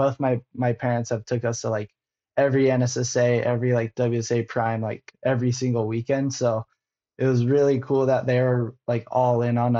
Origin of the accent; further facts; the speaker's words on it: San Clemente, California, United States; Growing up in San Clemente is like the dream place to grow up because it's such a surfing train or like such a surf town